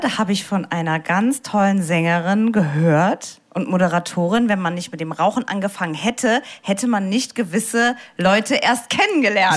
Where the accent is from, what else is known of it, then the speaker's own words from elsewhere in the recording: Saarbrücken, Saarland, Germany; Ich bin ja aus Saarbrücken